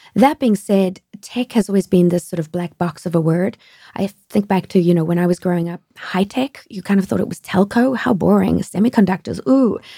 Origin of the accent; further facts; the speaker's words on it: South Africa; moved away as an adult; also born or lived in France; now in United States; I grew up in South Africa